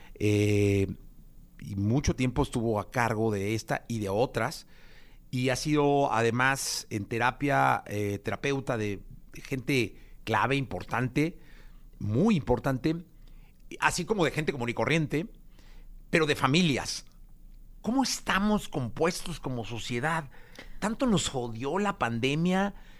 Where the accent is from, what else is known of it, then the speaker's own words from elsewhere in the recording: Mexico; como mexicano